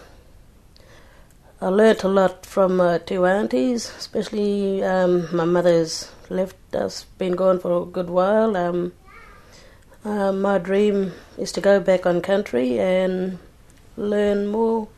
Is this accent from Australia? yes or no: yes; Leonora, Western Australia, Australia; I'm from Leonora in the Northern Goldfields.